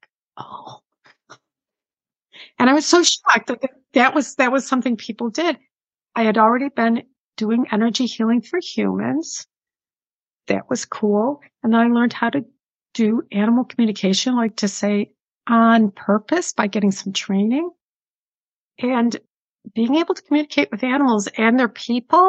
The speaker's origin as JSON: {"language": "English", "town": "Buffalo", "region": "New York", "country": "United States", "accent": "Buffalo, New York", "moved": "yes", "said": "You can tell by my accent, Buffalo, New York accent. And honestly, yeah, it's still there after all these years."}